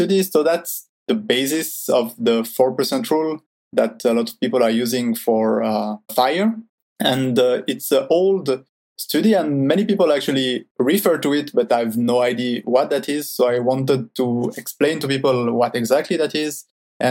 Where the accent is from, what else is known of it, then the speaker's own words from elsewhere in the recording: Switzerland; I'm from Switzerland. I've lived my whole life there in Switzerland.